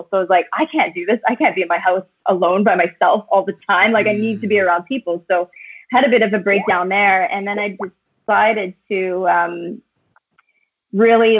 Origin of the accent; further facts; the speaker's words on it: Timmins, Ontario, Canada; moved away as an adult; also born or lived in Ottawa / west coast of Canada; I was born and raised in Timmins, but I left Timmins when I was 19.